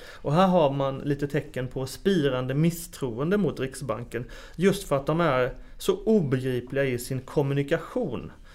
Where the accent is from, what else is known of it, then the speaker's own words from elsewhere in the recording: Småland, Sweden; moved away; Jag som smålänning kommer ihåg just 1919 för det var då Tranås blev stad